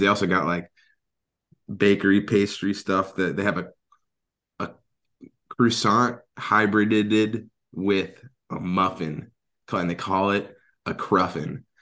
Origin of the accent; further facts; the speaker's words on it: Atlanta, Georgia, United States; moved away as an adult; now in Alaska, United States; having been born and raised in Atlanta